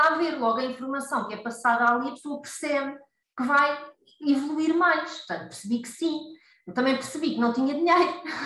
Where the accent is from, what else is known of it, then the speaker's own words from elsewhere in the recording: Costa da Caparica, Setúbal, Portugal; now in Seixal, Portugal; embora a minha terra seja ali mais para o lado da costa da Caparica